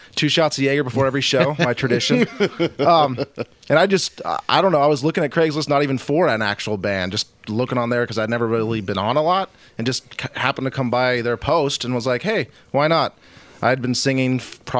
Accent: San Diego, California, United States; moved away as an adult; now in Washington, United States; I'm from San Diego, California

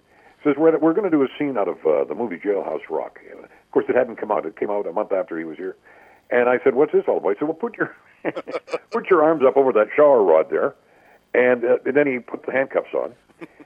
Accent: Vancouver, British Columbia, Canada; also born or lived in Comox, Vancouver Island; I was born on Vancouver Island in a small town called Comox

